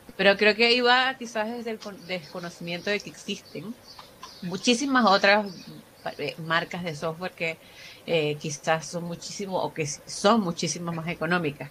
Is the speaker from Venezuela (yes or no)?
yes; Venezuela; moved away as an adult; now in Chile; soy venezolana y tengo cinco años en Chile